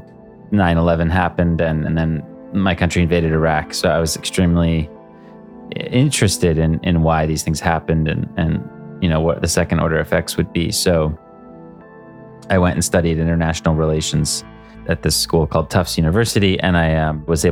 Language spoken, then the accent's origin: English; United States; also born or lived in Boston; I grew up in a series of towns outside of New York City